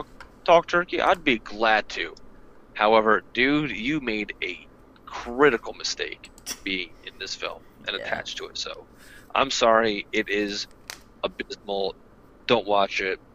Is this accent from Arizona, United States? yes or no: no; New York City, New York, United States; As local New Yorker here